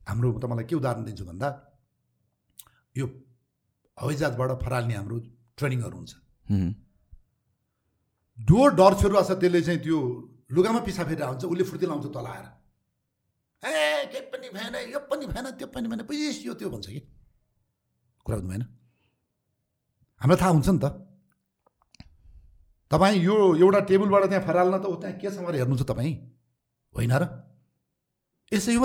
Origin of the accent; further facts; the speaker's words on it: Nepal; हामी जहाँ जे भए पनि तराईमा रहे पनि हिमालमा रहे पनि पाहाडमा रहे पनि हामी नेपाली हौँ